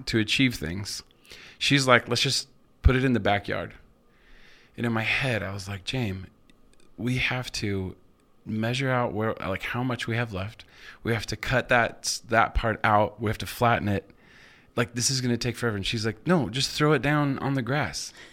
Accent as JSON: {"language": "English", "town": "Moscow", "region": "Idaho", "country": "United States", "tie": "born or raised there", "also_born_or_lived": "Seattle / Nampa / Nashville", "moved": "yes", "lives_now": "Boise, United States", "said": "I grew up in Moscow, lived in Seattle"}